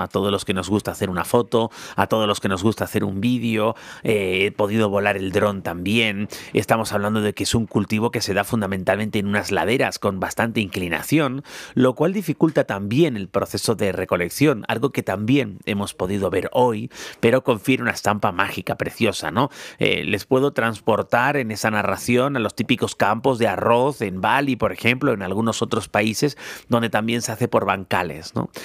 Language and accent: Spanish; Spain; siendo español